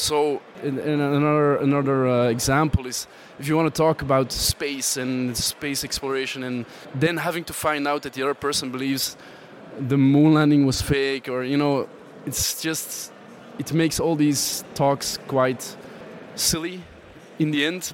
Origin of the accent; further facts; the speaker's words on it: Antwerp, Flanders, Belgium; I am from Antwerp